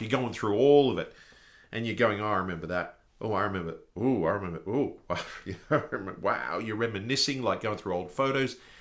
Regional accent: Australia; being an Australian

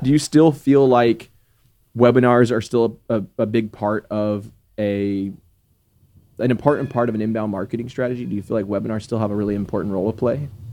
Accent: Texas, United States; never left Texas, like, never left my hometown

